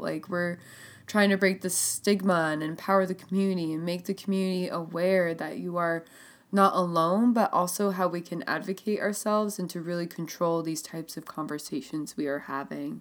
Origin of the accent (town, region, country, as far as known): Burlington, Vermont, United States; born or raised there